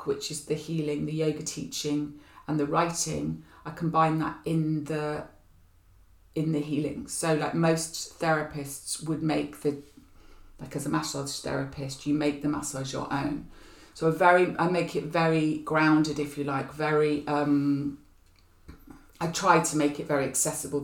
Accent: near Glastonbury, South West England, United Kingdom; now in Hackney, London, United Kingdom; I was born near Glastonbury, so there was something about going back to my roots

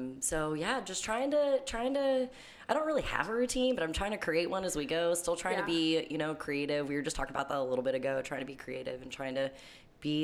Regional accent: Neptune Beach, Florida, United States; born or raised there; also born or lived in Brunswick, Georgia

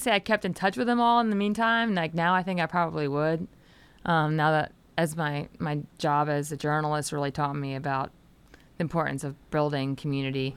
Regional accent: Delaware, United States; I grew up in Delaware, so it was about a two and a half hour drive to, uh, Washington D C

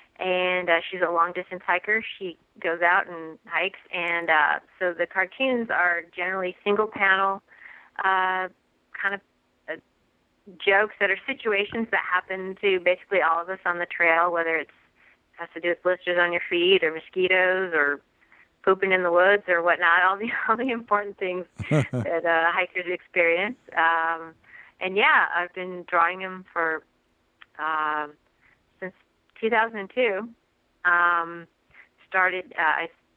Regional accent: Nevada City, California, United States; I'm from Nevada City, California

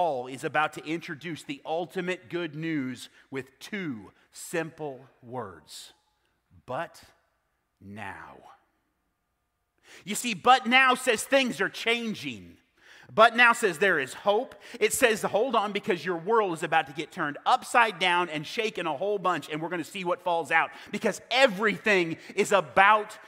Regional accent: South Central Kansas, United States; I was born and raised in South Central Kansas

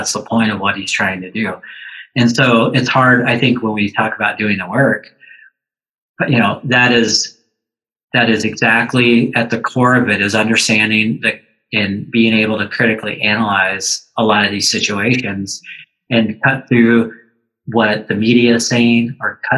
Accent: Tulsa, Oklahoma, United States; now in Stevens Point, United States; I grew up in Tulsa, Oklahoma

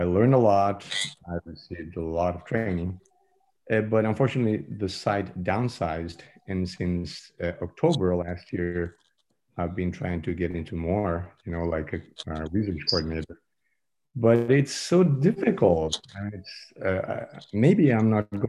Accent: Bolivia; moved away as an adult; now in Phoenix, United States; I'm relatively new in the States. I just came here a couple of years ago. I come from Bolivia

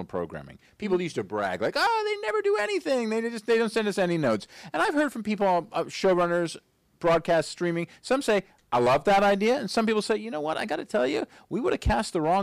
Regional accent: New York City, New York, United States; as someone who grew up in New York City, you know, and I grew up in New York City.

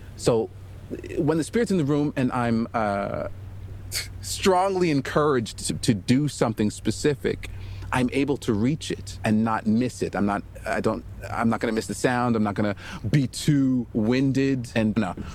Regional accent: Montreal, Quebec, Canada; I'm originally from Montreal, Quebec

